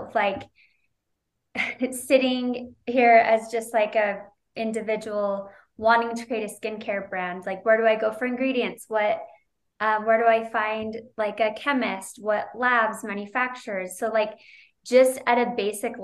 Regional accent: Utah, United States; also born or lived in Moraga, California; I was born and raised in Utah. I'm a Utah girl

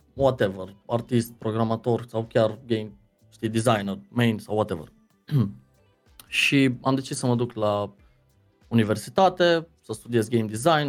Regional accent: Deva, Hunedoara County, Romania; born or raised there; also born or lived in Lebach, Germany / London, United Kingdom / Arad, Romania / Cluj-Napoca, Romania

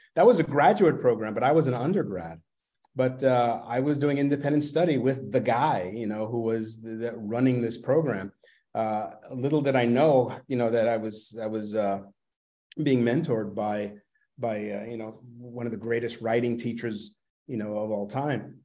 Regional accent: New York City, New York, United States; accent: Brooklynese; I grew up in Brooklyn

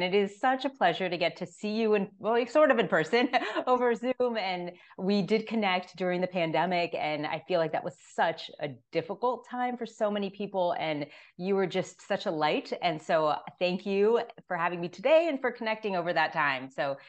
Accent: Miami, Florida, United States; And I'm originally from Miami, Florida.

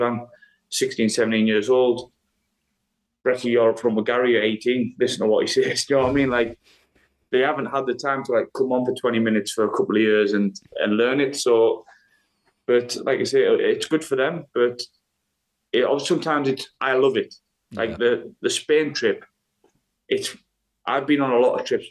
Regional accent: England, United Kingdom; moved away as an adult; now in Iceland; I'm from England.

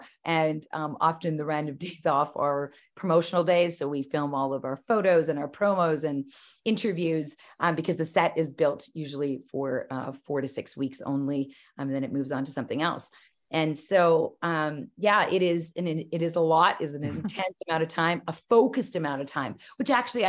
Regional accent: Calgary, Alberta, Canada; And I come from Calgary, which I still live in, and I choose to live here.

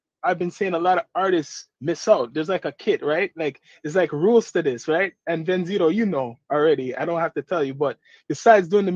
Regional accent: Toronto, Ontario, Canada; we're from Toronto.

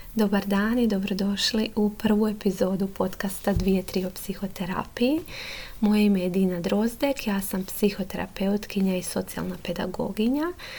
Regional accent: Mali Lošinj, Primorje-Gorski Kotar County, Croatia; moved away as an adult; now in Zagreb, Croatia; Inače dolazim iz Lošinja i tamo sam završila srednju školu i onda sam se preselila u Zagreb

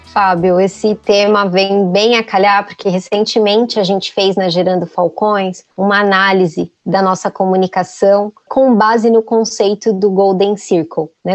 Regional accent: Brazil

